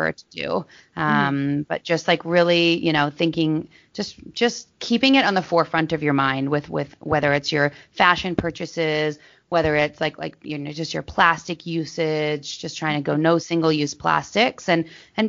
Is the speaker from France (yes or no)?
no; Maple Ridge, British Columbia, Canada; also born or lived in Los Angeles; I grew up in Maple Ridge, so a smaller town outside of Vancouver